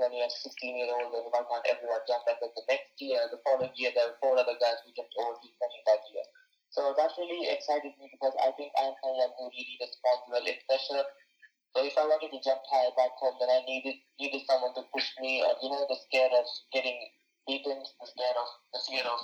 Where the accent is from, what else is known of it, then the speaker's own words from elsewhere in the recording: India; moved away as an adult; now in United States; I was the third Indian